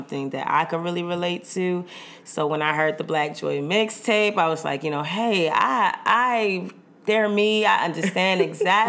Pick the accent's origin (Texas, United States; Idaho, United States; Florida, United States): Florida, United States; Fort Lauderdale; moved away as an adult; now in Baltimore, United States; born and raised in Fort Lauderdale, Florida. But I'm based in Baltimore, Maryland.